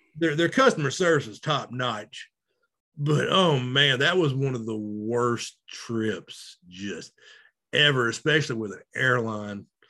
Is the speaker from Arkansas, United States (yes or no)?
yes; Arkansas, United States; me and you both, we grew up in Arkansas